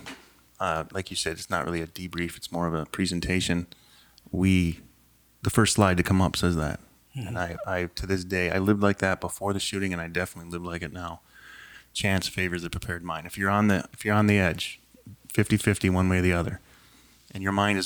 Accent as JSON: {"language": "English", "town": "Hastings", "region": "Minnesota", "country": "United States", "tie": "born or raised there", "said": "I grew up in Hastings"}